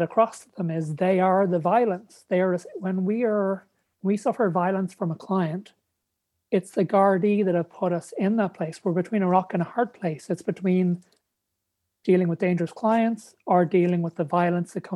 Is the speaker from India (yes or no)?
no; Ireland; moved away as an adult; also born or lived in Texas; moving back to Ireland where I grew up.